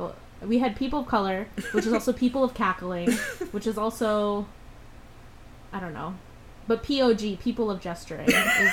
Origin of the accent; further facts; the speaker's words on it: Philippines; Because we're probably Latinx, because we're Filipino.